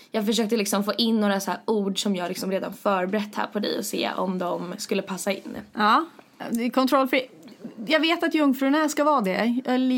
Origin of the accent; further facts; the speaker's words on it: Sweden; Det betyder egentligen ingenting med tanke på att vi är från Sverige.